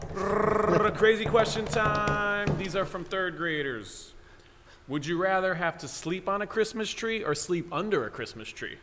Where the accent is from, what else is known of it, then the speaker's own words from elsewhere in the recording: Waterbury, Connecticut, United States; He runs a basketball camp in Waterbury, my hometown